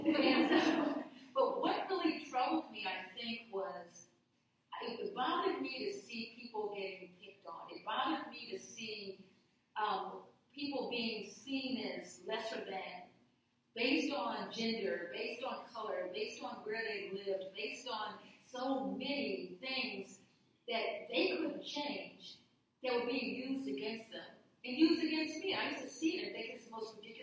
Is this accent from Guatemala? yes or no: no; Midwest, United States; moved away; I grew up in the Midwest. I haven't lived there many decades, but I grew up there